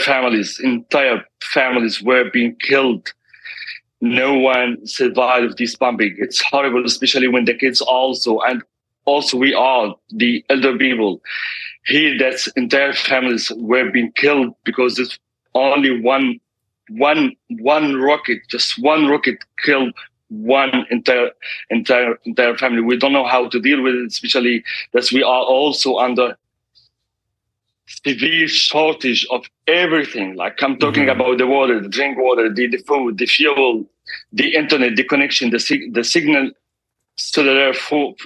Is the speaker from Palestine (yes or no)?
yes; Gaza City, Gaza Strip, Palestine; also born or lived in Beit Daras; I'm also from Gaza City, so I'm here as a displaced family. I'm a refugee. Originally from a town, it's called Beit Daras.